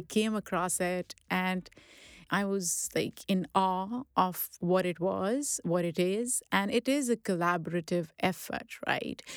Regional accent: Pakistan; now in United States; growing up in Pakistan

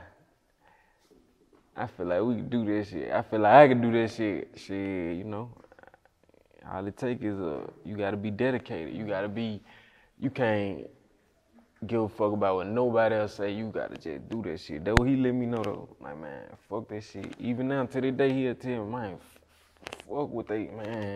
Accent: Greenwood, Mississippi, United States; also born or lived in Memphis, Tennessee; I wasn't just necessarily always in Greenwood. Really, I was back and forth, I'm gonna say. I was in Memphis and I was in Greenwood

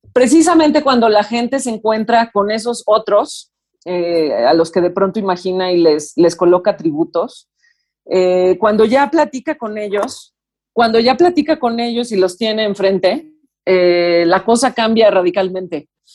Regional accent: Mexico; Como mexicanos

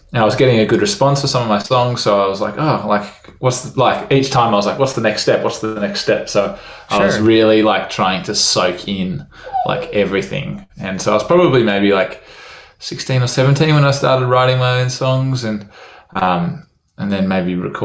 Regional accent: Perth, Western Australia, Australia; also born or lived in Melbourne / Netherlands; Then moved back to Perth, moved a bit for my dad's work and then kind of settled in Perth, and I was maybe 8

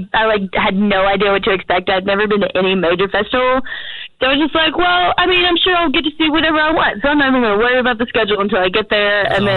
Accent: Kentucky, United States; I'm from Kentucky

